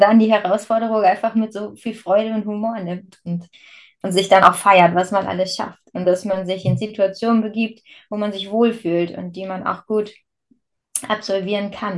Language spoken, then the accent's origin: German; Verden district, Lower Saxony, Germany; now in Bad Bentheim, Germany; meine alte Heimat ist der Landkreis Verden, also bei dir in der Nähe